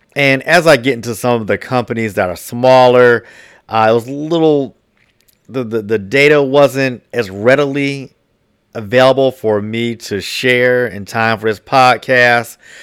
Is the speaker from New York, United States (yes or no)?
no; Washington, District of Columbia, United States; my hometown of, of, uh, D C